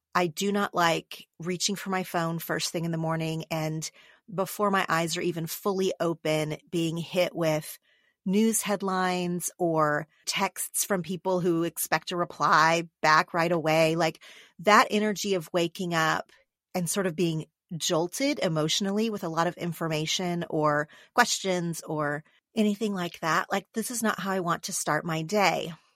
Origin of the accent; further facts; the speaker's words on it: Oklahoma, United States; now in Los Angeles, United States; Oklahoma, my home state